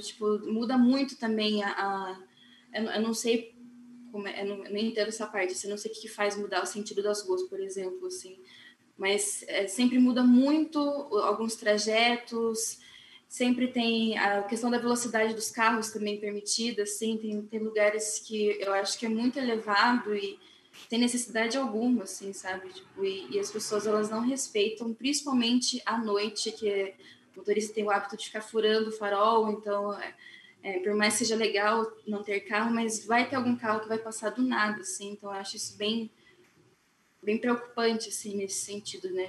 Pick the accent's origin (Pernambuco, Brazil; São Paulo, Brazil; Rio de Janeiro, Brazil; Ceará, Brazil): São Paulo, Brazil; now in Curitiba, Brazil; Eu não sou daqui de Curitiba, sou de São Paulo.